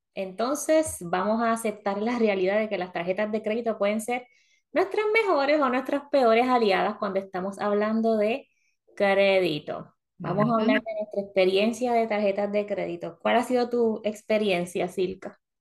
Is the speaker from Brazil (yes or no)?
no; Puerto Rico; moved away as an adult; now in Florida, United States; venimos de Puerto Rico que tenemos Plaza Carolina, Plaza Las Américas, para nosotras que somos del área metropolitana